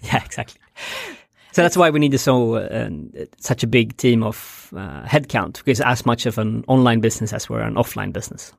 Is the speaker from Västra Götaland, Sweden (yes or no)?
no; Stockholm, Stockholm County, Sweden; moved away as an adult; also born or lived in Bangladesh; I'm born and raised in Stockholm, uh, in the rural part of Stockholm